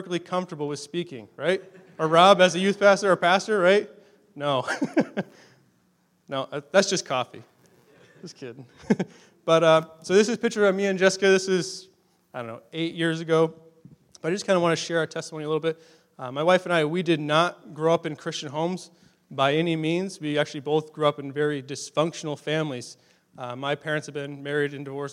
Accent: Massachusetts, United States; moved away as an adult; also born or lived in Durham, Ontario, Canada; now in Canada; we're originally from Massachusetts. That's our home state

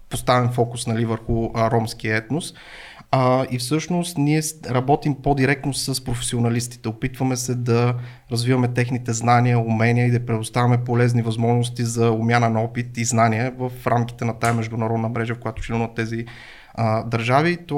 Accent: Byala Slatina, Vratsa Province, Bulgaria; moved away as an adult; also born or lived in Blagoevgrad; now in Sofia, Bulgaria; По принцип съм родом от Бяла Слатина, едно Бяла малко селце, село Тарнак се казва.

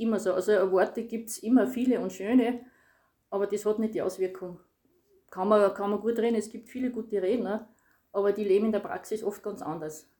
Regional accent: Styria, Austria; bin aus der Steiermark

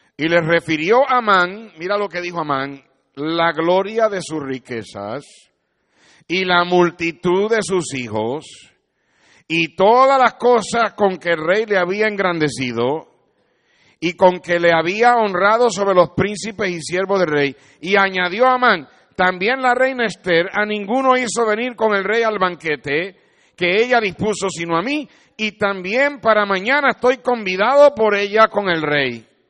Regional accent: Puerto Rico; Yo soy un jíbaro de Puerto Rico

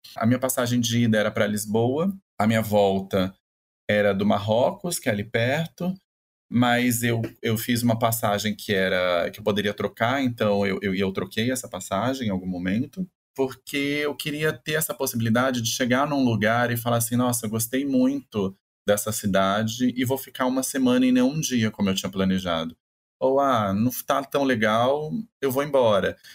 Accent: Campo Grande, Mato Grosso do Sul, Brazil; moved away as an adult; now in São Paulo, Brazil; eu sou de Campo Grande, no Mato Grosso do Sul

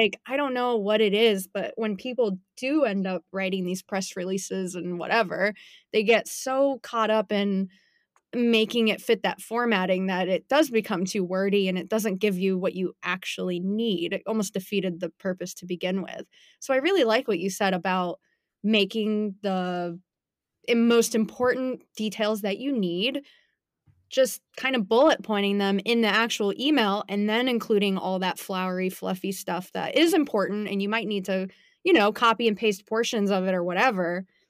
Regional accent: Sarasota, Florida, United States; also born or lived in Tampa; now in Gainesville, United States; born and raised in Sarasota, went to U S F in Tampa, and now my husband got a job up here in Gainesville

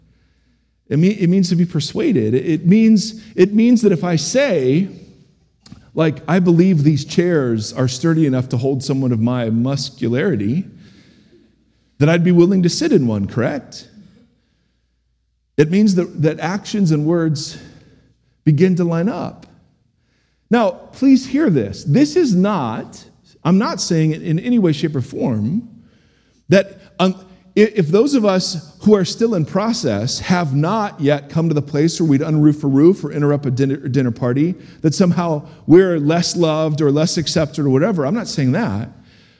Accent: United States; as American Christians

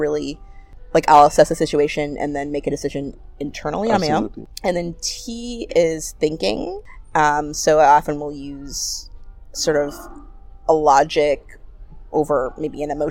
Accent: Ottawa, Ontario, Canada; I'm born and raised in Ottawa

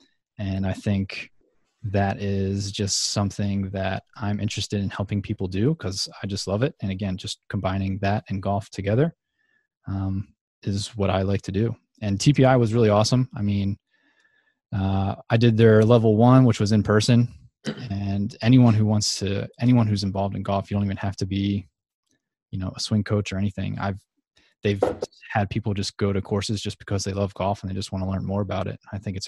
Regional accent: New Jersey, United States; I'm originally from New Jersey, southern part, and the actual southern part. Most people think that anything like just south of New York City is south, but I'm from like 30 minutes east of Philadelphia.

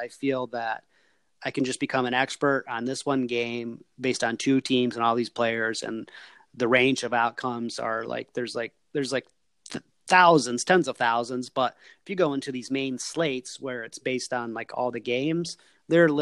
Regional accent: Michigan, United States; I grew up in Michigan and I live in Michigan

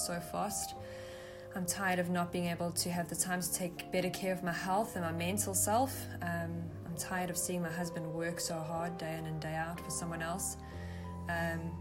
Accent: South Africa; I'm from South Africa

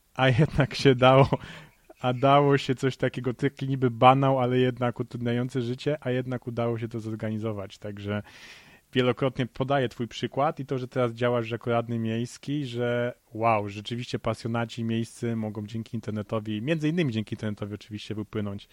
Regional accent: Poznań, Greater Poland, Poland; moved away as an adult; now in Warsaw, Poland; ja też jestem z Poznania, pochodzę z Poznania, choć w ostatnich latach no, częściej gdzieś indziej mieszkam, między innymi teraz w Warszawie

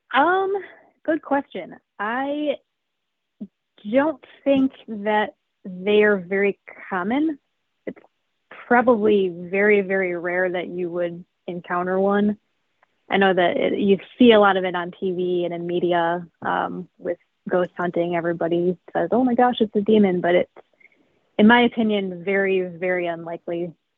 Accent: Chicago suburbs, Illinois, United States; Yeah, I've always lived in the Chicago suburbs. Yep, I grew up in an old house

